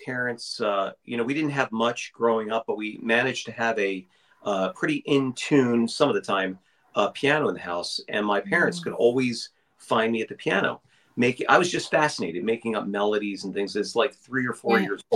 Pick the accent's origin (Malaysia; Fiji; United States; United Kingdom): United States; Bucks County, Pennsylvania; I'm coming from Bucks County, Pennsylvania, which is about 60 miles northeast of Philadelphia